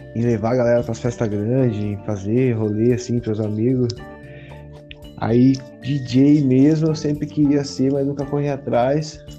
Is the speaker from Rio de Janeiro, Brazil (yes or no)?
no; Guaratinguetá, São Paulo, Brazil; now in Santa Catarina, Brazil; natural aí de Guaratinguetá, São Paulo